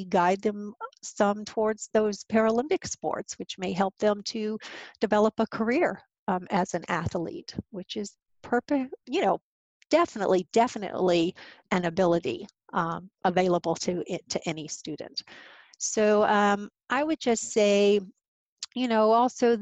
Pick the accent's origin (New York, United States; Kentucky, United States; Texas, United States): Kentucky, United States; Louisville; moved away as an adult; also born or lived in Boston / Chicago / Vermont / Rhode Island; I am originally from Louisville, the home of APH